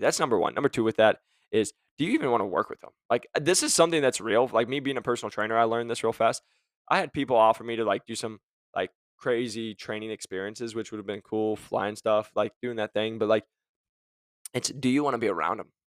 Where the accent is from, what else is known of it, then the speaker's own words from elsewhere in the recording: Arizona, United States; I'm from Arizona